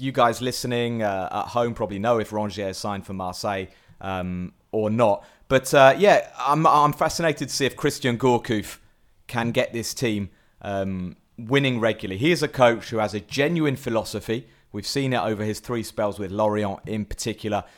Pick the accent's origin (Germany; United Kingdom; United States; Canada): United Kingdom; England; as an Englishman